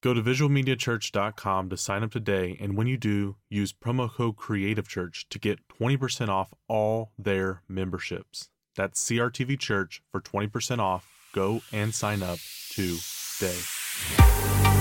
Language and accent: English; Tennessee, United States; I grew up in Tennessee, so we just learned how to butcher the human language